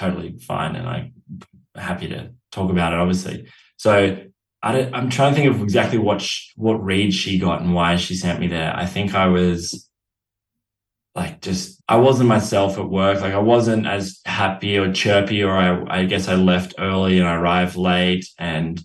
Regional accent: Australia; I was from Australia

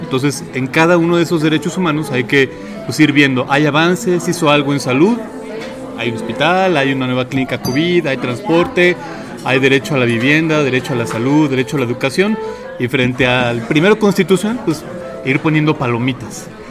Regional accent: Mexico; seguimos siendo seguimos siendo mexicanos

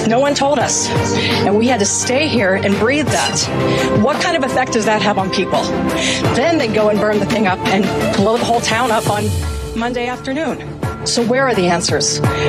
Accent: East Palestine, Ohio, United States; I'm from East Palestine, 27-year resident.

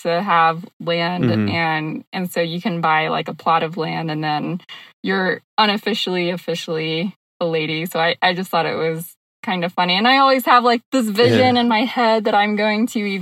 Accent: Georgia, United States; moved away as an adult; also born or lived in Florida / California / Arizona; now in Colorado, United States; Georgia is my home state

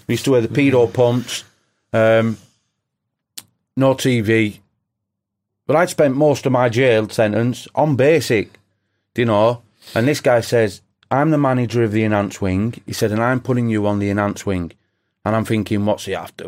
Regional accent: England, United Kingdom; being English

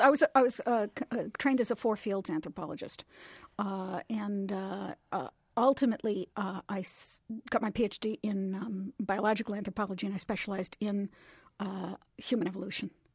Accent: Lombard, Illinois, United States; born or raised there

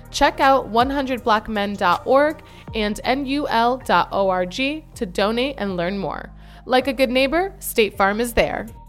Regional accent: Virginia, United States; moved away; I'm from Virginia

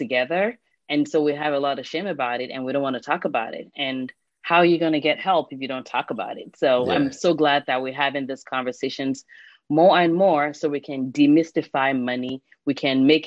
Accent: Nigeria; moved away as an adult; I grew up in Nigeria

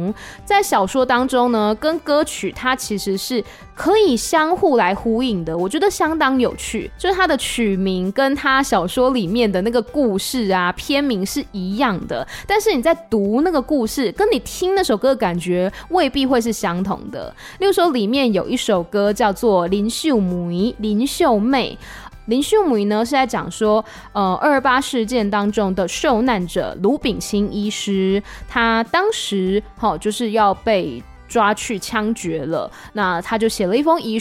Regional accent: Taiwan; first language Taiwanese Hokkien; Chinese is a second language; 虽然说台语是我的母语，可是因为我平常比如说工作的时候还是用华语比较多

